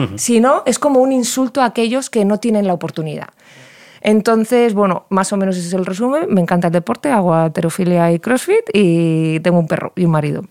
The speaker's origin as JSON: {"language": "Spanish", "town": "Valladolid", "region": "Castile and León", "country": "Spain", "said": "yo vengo de Valladolid"}